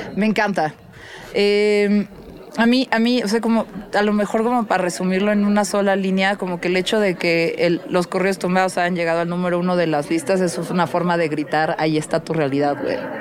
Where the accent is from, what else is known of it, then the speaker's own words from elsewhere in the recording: Mexico City, Mexico; soy de la Ciudad de México